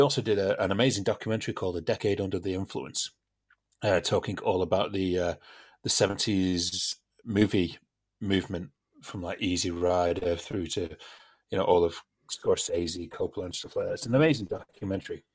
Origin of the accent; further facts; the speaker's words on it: United Kingdom; we're British